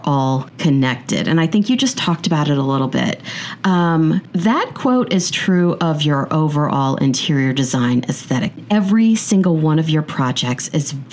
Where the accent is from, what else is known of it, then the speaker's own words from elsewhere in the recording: Kansas City, Missouri, United States; now in New York City, United States; my hometown, Kansas City